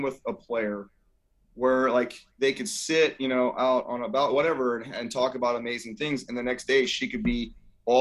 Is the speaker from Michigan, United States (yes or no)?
no; Scotts Valley, California, United States; I'm a kid from Scotts Valley